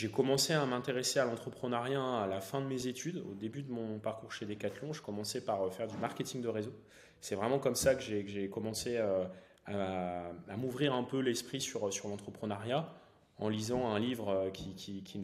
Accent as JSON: {"language": "French", "region": "northern France", "country": "France", "said": "j'ai 32 ans. je suis originaire du nord de la France."}